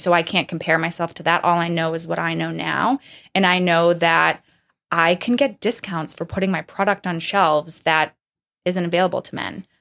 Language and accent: English; Medford, Massachusetts, United States; I grew up in Medford, just north of Boston